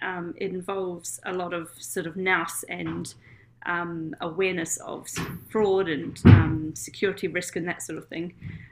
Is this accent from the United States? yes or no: no; New Zealand; moved away as an adult; now in United Kingdom; So I'm from New Zealand. You may have heard in my dulcet tones.